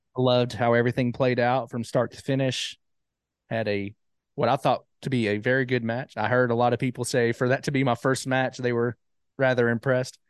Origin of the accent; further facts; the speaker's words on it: Jasper, Alabama, United States; moved away as an adult; now in Huntsville, United States; I'm originally from Jasper, Alabama.